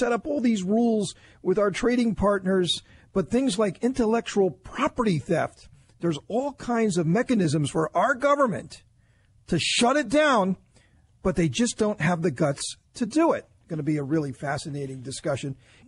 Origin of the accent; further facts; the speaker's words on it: New Jersey, United States; I grew up in North Jersey